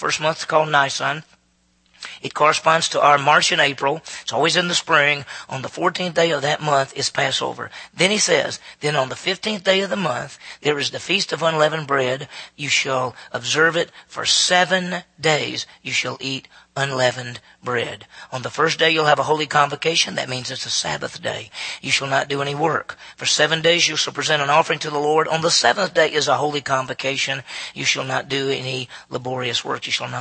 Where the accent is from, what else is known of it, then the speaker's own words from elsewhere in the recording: Meridian, Mississippi, United States; my hometown of Meridian, Mississippi, 40,000 people.